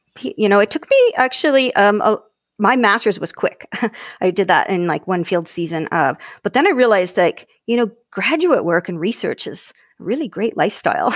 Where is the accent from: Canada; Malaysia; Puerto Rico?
Canada; Hanna, Alberta; also born or lived in Calgary; from Alberta, um, prairies, grew up on a ranch